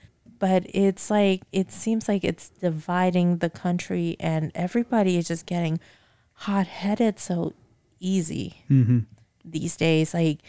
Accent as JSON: {"language": "English", "country": "United States", "tie": "born or raised there", "said": "Well, this is my country. Yeah. I was born and raised here in the States."}